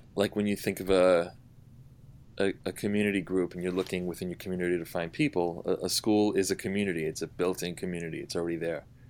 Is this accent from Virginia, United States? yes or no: no; Providence, Rhode Island, United States; moved away as an adult; also born or lived in New York City; now in New York, United States; I grew up in Providence, Rhode Island